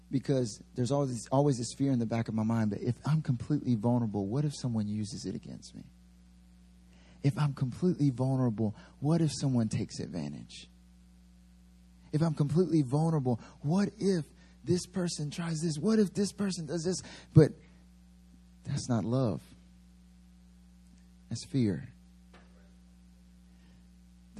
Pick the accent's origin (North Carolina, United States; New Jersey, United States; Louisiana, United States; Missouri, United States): North Carolina, United States; near; moved away as an adult; now in Seoul, South Korea; my father was back in North Carolina, actually like really close to my hometown